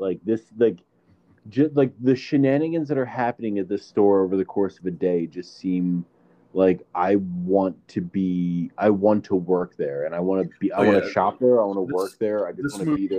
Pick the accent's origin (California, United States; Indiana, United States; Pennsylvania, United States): Pennsylvania, United States; Philadelphia; Zach and I grew up in Philadelphia